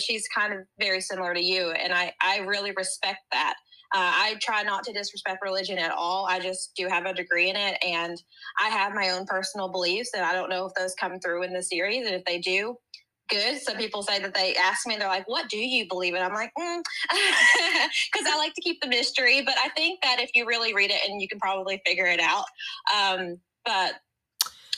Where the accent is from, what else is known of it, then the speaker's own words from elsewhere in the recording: Southern West Virginia, United States; I am from West Virginia, so we pretend we're the South, and we're not. But I am from Southern West Virginia